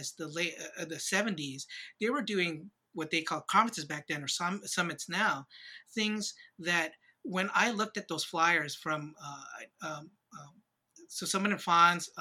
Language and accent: English; Hawaii, United States; moved away; also born or lived in San Diego; when I was a kid, I grew up in Hawaii